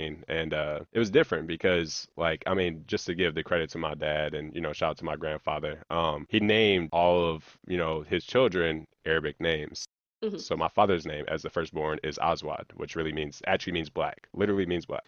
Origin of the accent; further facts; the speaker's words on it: Hazelwood, Missouri, United States; growing up in Hazelwood